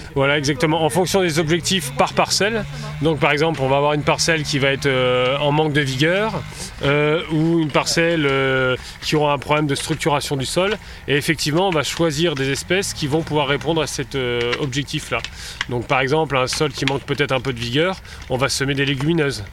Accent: the North, north of France, France; moved away as an adult; now in Beaujolais, France; je suis originaire du, je suis originaire du Nord mais j'ai beaucoup travaillé dans le Sud-Ouest

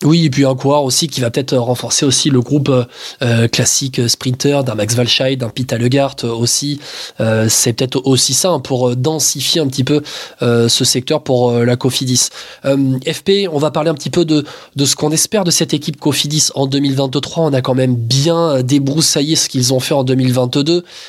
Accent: Limousin, Nouvelle-Aquitaine, France; chez moi au Limousin

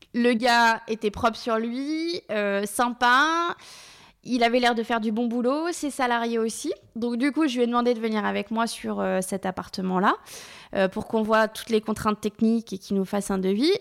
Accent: Laval, Pays de la Loire, France; moved away; on est originaire de Laval

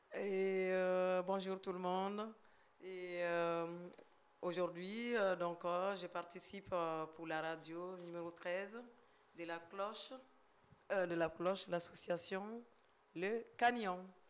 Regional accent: Mali; now in France; Je suis d'origine malienne

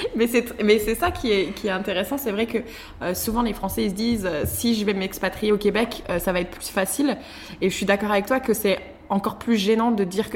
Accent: France; moved away; on est de France

